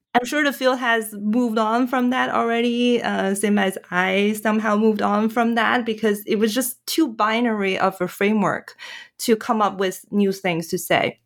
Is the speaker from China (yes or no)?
yes; China; moved away; I'm from China, my, my family is still in China